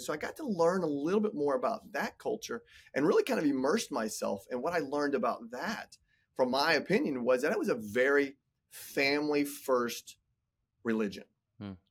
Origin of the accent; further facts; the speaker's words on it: Indiana, United States; I'm a Midwest boy at heart, born and raised in Indiana, good Catholic boy